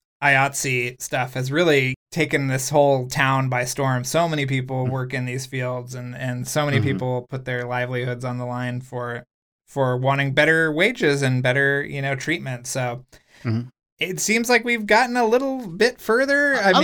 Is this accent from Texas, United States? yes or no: yes; Texas, United States; I grew up in Texas. Maybe they had kind of outlawed that book by the time I.